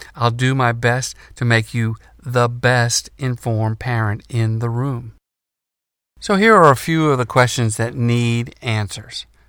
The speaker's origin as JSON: {"language": "English", "region": "North Carolina", "country": "United States", "said": "The University of North Carolina, in my home state"}